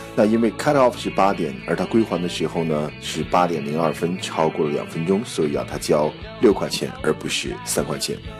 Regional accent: China; 我们中国人叫百家饭

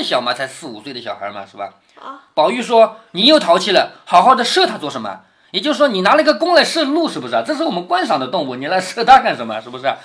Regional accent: Changzhou, Jiangsu, China; accent: Changzhou dialect; 我们常州话叫勒得利

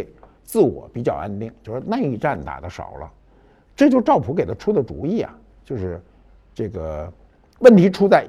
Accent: Beijing, China; 就是我们北京人啊。

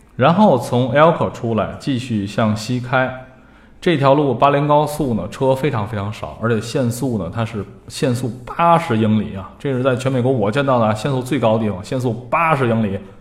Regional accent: China; 我们中国人

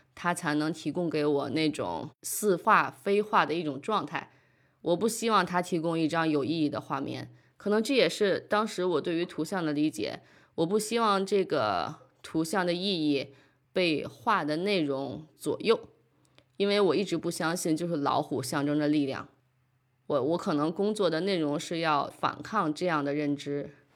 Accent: Beijing, China; moved away as an adult; also born or lived in New York; now in Denmark; 从小生活在北京，后来在纽约读书

